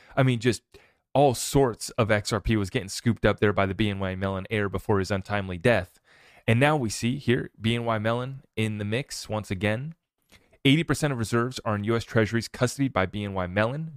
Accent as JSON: {"language": "English", "country": "United States", "said": "as an American"}